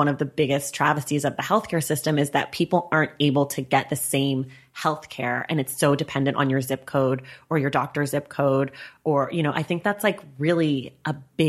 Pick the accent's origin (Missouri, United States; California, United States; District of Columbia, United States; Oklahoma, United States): California, United States; Oakland; I'm from Oakland.